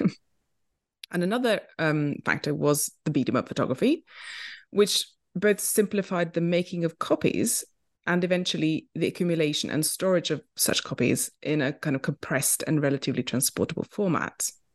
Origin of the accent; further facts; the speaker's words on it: Oslo, Norway; moved away as an adult; also born or lived in London, United Kingdom; I grew up in Oslo, Norway